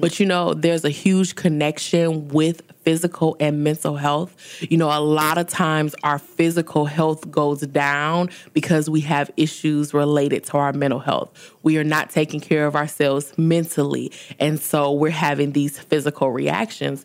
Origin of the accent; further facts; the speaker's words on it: Detroit, Michigan, United States; moved away as an adult; also born or lived in New Orleans / Baton Rouge; now in Houston, United States; I was born and raised in Detroit, Michigan.